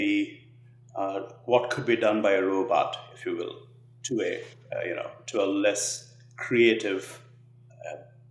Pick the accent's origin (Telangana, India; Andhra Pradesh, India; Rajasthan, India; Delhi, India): Telangana, India; Hyderabad; also born or lived in United States; now in Nashville, United States; So I was born in a little, in a tier two city, but I grew up in a city called Hyderabad, which is one of the largest cities in India.